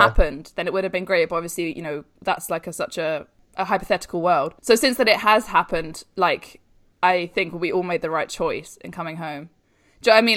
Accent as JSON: {"language": "English", "region": "London", "country": "United Kingdom", "said": "I'm from London, that's how I've always lived."}